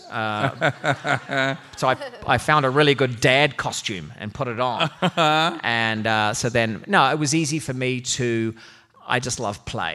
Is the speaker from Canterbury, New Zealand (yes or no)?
no; Auckland, New Zealand; I'm from Auckland